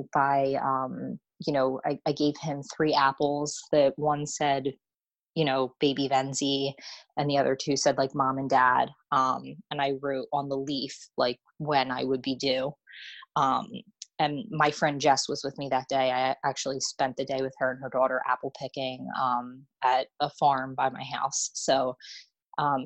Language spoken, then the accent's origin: English; Washington Township, New Jersey, United States; also born or lived in Monroeville, New Jersey; I was born and raised in Washington Township, New Jersey